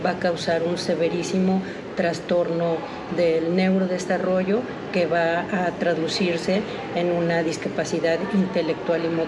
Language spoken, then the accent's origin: Spanish; Mexico City, Mexico; soy de la Ciudad de México